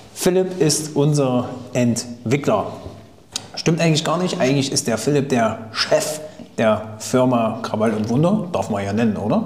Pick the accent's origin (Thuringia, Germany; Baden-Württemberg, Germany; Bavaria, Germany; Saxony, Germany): Thuringia, Germany; kommt eigentlich aus Thüringen, wie ich übrigens